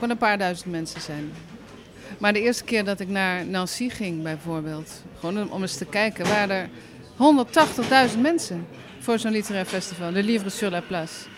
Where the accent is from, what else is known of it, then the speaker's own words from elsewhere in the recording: Netherlands; now in France; als Nederlander